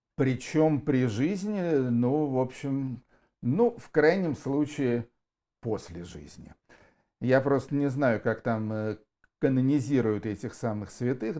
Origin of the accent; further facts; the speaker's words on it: Yaroslavl, Yaroslavl Oblast, Russia; Я тоже уроженец города Ярославля